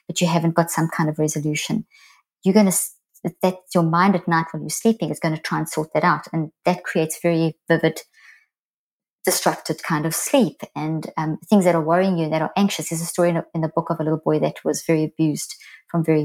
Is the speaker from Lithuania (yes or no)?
no; South Africa; moved away as an adult; also born or lived in Zimbabwe; now in United States; I'm South African, well, actually born in Zimbabwe, but and I've lived in the States now for 15 years